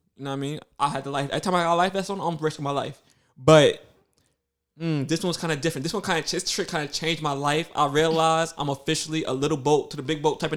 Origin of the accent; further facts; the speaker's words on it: New York City, New York, United States; I'm from Brooklyn